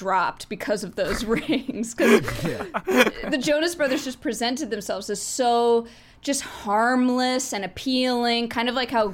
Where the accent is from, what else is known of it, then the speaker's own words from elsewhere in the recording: Southern United States, United States; accent: southern twang; a southern American